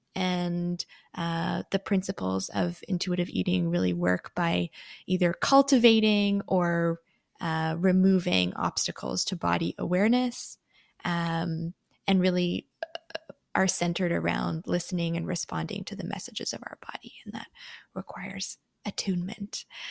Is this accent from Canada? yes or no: yes; Canada; I'm born in Canada. I do identify as Canadian.